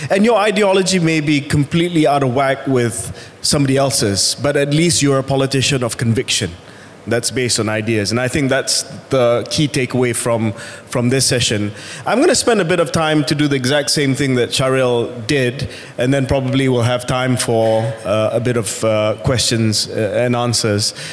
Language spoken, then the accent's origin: English; Kuwait; born there; I was born not in this country. I was born in Kuwait. And I spent all my life, all my pre adult life abroad.